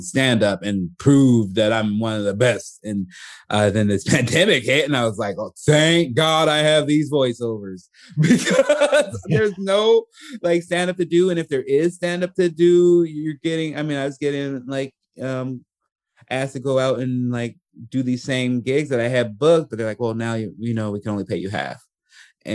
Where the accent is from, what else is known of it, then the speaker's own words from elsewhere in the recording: Chicago, Illinois, United States; also born or lived in Portland; now in Los Angeles, United States; growing up in Chicago